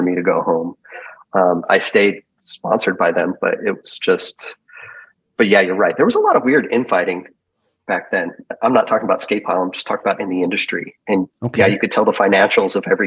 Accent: California, United States; I'm from California. I have three brothers. I'm really close with my family.

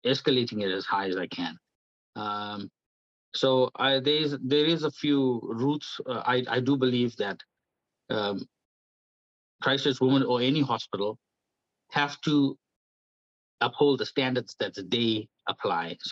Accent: South Africa; moved away as an adult; now in New Zealand; I'm from South Africa. I was born at a time where it was apartheid government

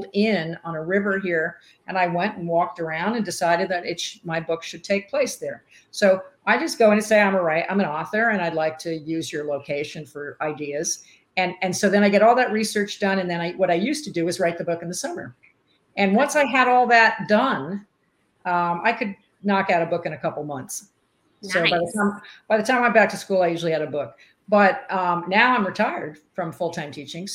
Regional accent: East Coast, United States; moved away as an adult; now in Arizona, United States; growing up on the East Coast

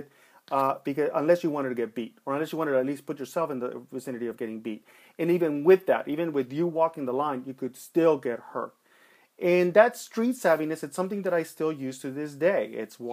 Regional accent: Los Angeles, California, United States; I grew up in East LA. I grew up, you know, in a rough part of time, and I grew up there during the 1980s

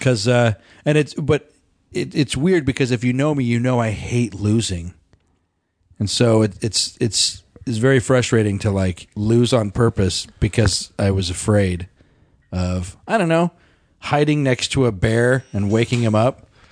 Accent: Colorado, United States; we grew up in Colorado

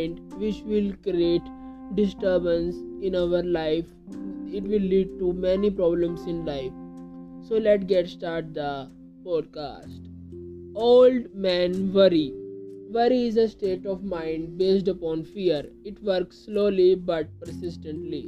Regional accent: India; I am from India

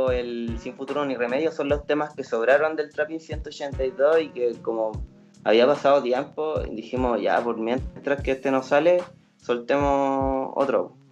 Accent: Vallenar, Atacama, Chile; mi amigo es de Curunilahue yo soy de de Vallenar.

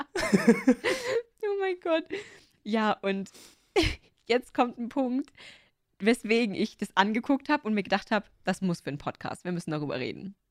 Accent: Upper Bavaria, Germany; ich bin aus Oberbayern

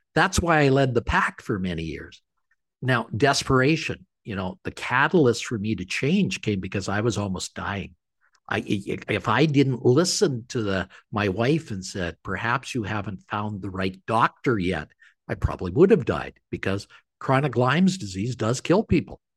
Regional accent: Canada; I'm a Canadian.

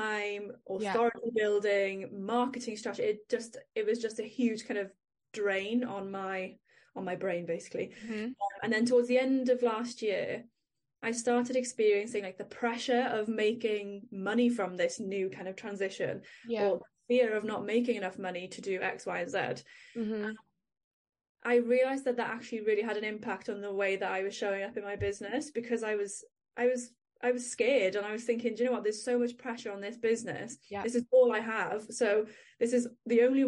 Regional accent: Wales, United Kingdom; accent: Welsh; if you can't hear from my accent, I am in Wales

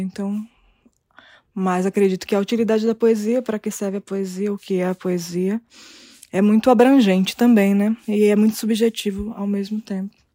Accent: Brazil; Nasci aqui no Brasil

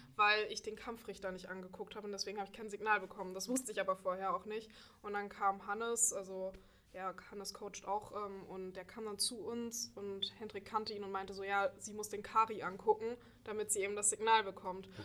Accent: Dresden, Saxony, Germany; moved away as an adult; now in Göttingen, Germany; ich komme ursprünglich aus Dresden und bin vor einem Jahr nach Göttingen gezogen für das Studium

